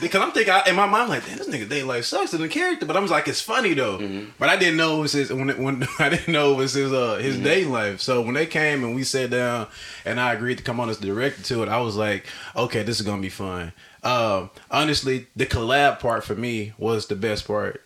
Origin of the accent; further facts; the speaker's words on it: Arkansas, United States; moved away; I'm from Arkansas originally